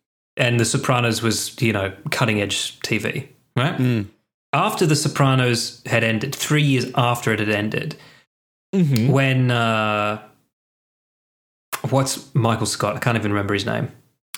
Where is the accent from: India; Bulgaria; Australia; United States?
Australia